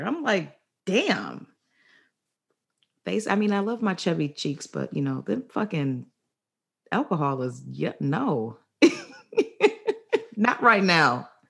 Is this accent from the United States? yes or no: no; Barbados; West Indian, yes. Barbados. Rep all day. 246.